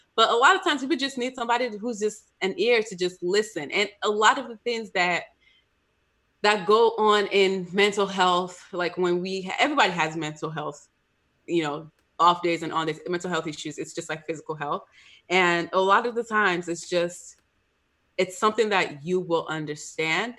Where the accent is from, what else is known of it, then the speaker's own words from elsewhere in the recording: Nigeria; as a Nigerian, we don't talk about mental health at all